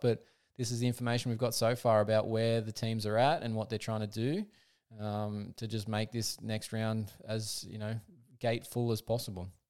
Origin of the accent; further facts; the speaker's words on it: Australia; as an Aussie